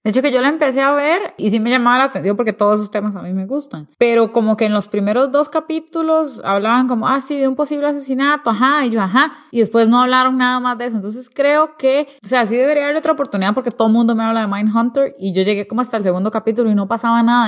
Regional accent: Costa Rica; A veces como Costa Rica nos, nos creemos que no somos parte de Centroamérica, pero la verdad es que sí somos

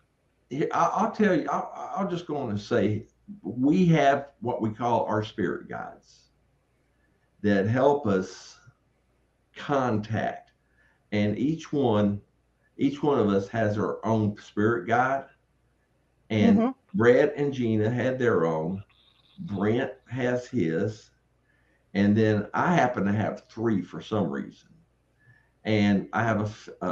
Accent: Tennessee, United States; I'm from Tennessee

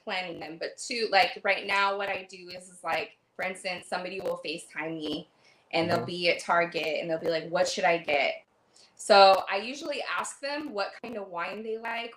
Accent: Paso Robles, California, United States; now in Los Angeles, United States; I live in LA, but I'm originally from the Central Coast and Paso Robles, Templeton, San Luis Obispo area. And Paso Robles is like a pretty big wine area. So, like growing up and having that in your backyard

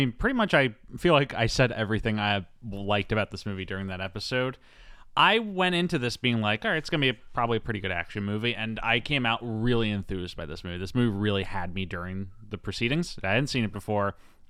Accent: Philadelphia, Pennsylvania, United States; I'm from Philly. I can do it.

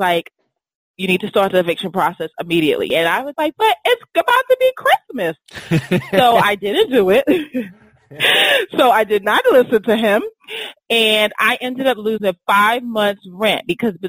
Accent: New York City, New York, United States; now in Washington, D.C., United States; I grew up in Brooklyn

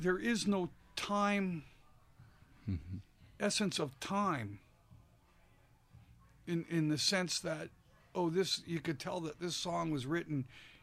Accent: Canada; I'm Canadian

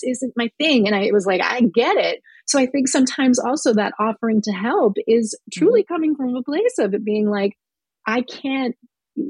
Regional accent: Midwest, United States; I'm from the Midwest

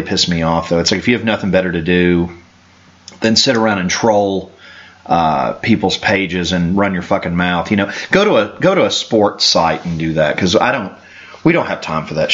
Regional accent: Canada; I'm Canadian. I also live in North America

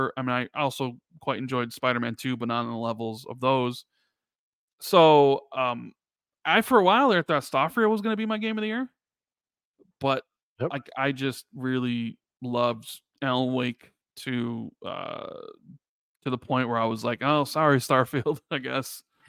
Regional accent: Chicago, Illinois, United States; I'm from Chicago, a couple of them from Canada, a couple of them are from Seattle

